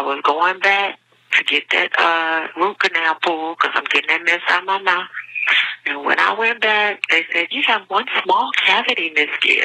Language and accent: English; Houston, Texas, United States; I'm from Houston, Texas